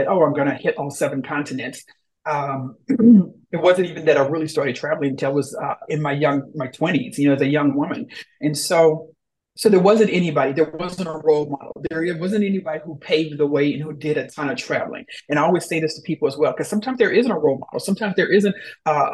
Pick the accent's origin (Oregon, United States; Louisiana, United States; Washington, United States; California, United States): Louisiana, United States; I grew up in the South, born and raised, warm weather, you know, from Louisiana